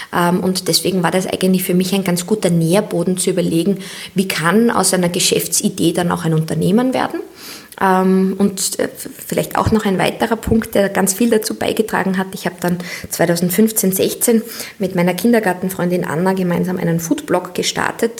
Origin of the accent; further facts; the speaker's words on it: Austria; als Mädchen in Österreich